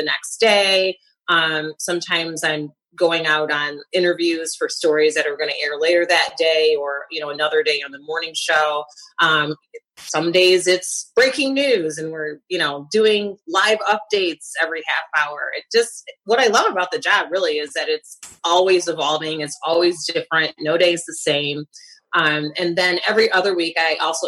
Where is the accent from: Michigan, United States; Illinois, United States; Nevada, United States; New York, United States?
Michigan, United States; Lansing; also born or lived in Detroit, Michigan; I was raised in Lansing, and I went to college at Michigan State